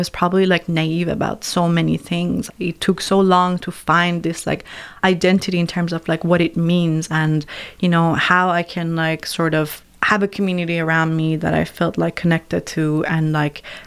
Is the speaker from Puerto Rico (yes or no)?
no; Iran; moved away; growing up in Iran, we had so many mythical stories and literature